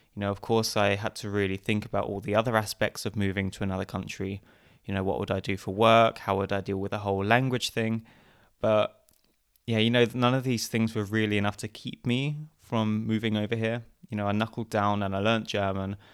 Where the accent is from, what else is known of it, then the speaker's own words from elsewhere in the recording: Essex, East of England, United Kingdom; moved away as an adult; also born or lived in Canterbury, England; now in Vienna, Austria; originally I come from Essex in England, and I guess about seven or eight years ago I moved to Vienna in Austria